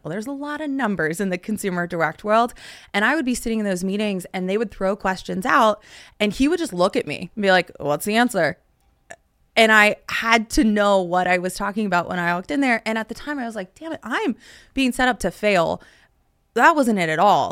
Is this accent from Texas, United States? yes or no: yes; Dallas–Fort Worth, Texas, United States; my hometown